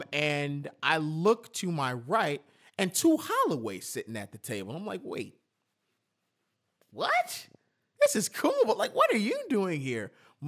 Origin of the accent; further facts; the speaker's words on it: New York, United States; Didn't mention I was from New York or anything.